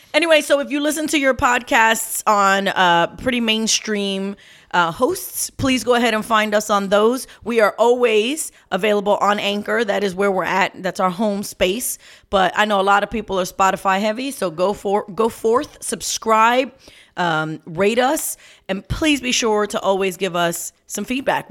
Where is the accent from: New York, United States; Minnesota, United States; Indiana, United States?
New York, United States; I'm a New Yorker